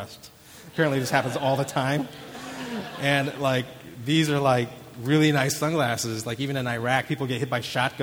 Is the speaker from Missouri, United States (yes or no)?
yes; St. Louis, Missouri, United States; I grew up in St. Louis